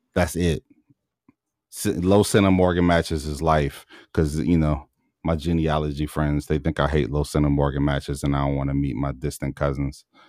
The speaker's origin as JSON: {"language": "English", "town": "Baltimore", "region": "Maryland", "country": "United States", "said": "I'm from Baltimore"}